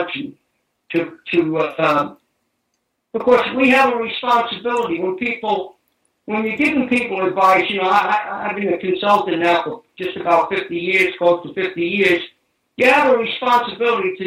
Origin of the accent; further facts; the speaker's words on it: New York City, New York, United States; We were Italian immigrants, and we moved from New York City out into Staten Island